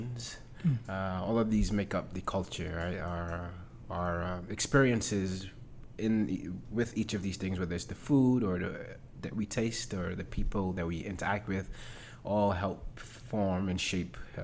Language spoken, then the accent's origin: English; New York City, New York, United States; moved away as an adult; I grew up in Harlem